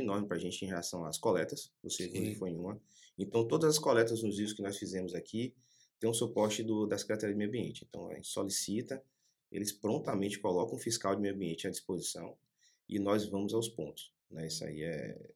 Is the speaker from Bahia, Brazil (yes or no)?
yes; Ilhéus, Bahia, Brazil; also born or lived in Paulo Afonso / Salvador / Manaus; now in Porto Seguro, Brazil; Nasci em Paulo Afonso, me criei em Ilhéus, passei um bom tempo em Salvador, um pequeno pedacinho em Manaus, depois Porto Seguro.